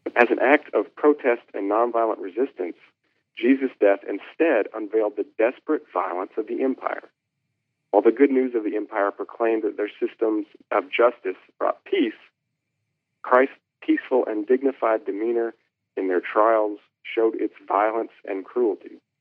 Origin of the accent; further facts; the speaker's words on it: Kentucky, United States; grew up in Kentucky